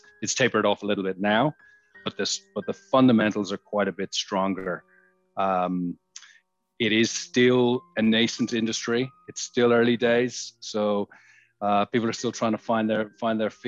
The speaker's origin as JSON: {"language": "English", "country": "Ireland", "moved": "as an adult", "lives_now": "Sydney, Australia", "said": "I'm Irish. I moved to Sydney 17 years ago in 2004"}